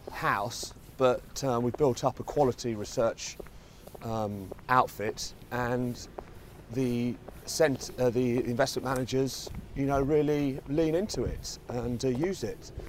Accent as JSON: {"language": "English", "town": "Margate", "region": "South East England", "country": "United Kingdom", "said": "from Kent, Margate, uh, Margate, some people uh, know it as."}